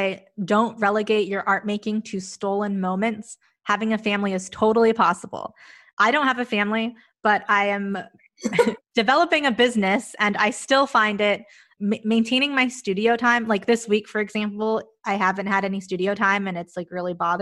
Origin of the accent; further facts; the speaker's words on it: United States; I'm Mexican American